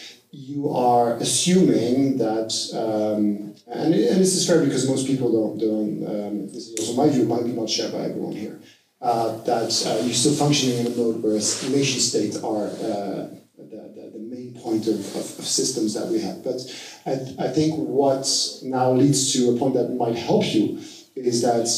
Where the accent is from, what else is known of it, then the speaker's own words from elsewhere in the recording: Switzerland; English is a second language; so I'm coming from Switzerland, where we have a strong democratic approach, which is very local.